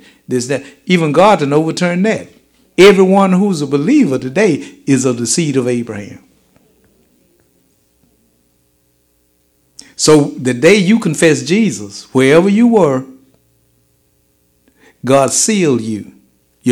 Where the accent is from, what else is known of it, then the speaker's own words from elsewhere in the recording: United States; I'm an American that happens to be black.